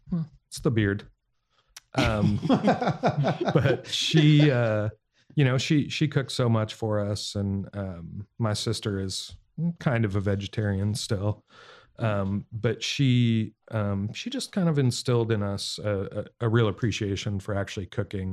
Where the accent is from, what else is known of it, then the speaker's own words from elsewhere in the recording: Montana, United States; moved away; growing up in Montana